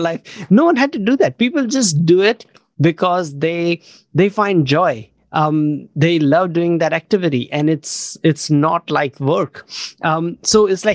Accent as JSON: {"language": "English", "country": "India", "tie": "born or raised there", "moved": "yes", "lives_now": "New Zealand", "said": "I grew up in India, but then last over 20 years, I've been mostly living in New Zealand"}